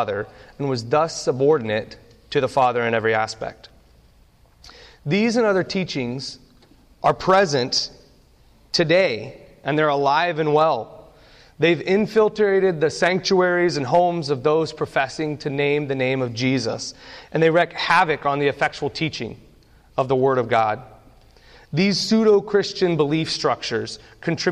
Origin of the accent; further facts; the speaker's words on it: Nebraska, United States; I grew up in Nebraska. My dad is a pastor of a small church in the middle of nowhere in Nebraska, and we spent the majority of my youth having church in the above our garage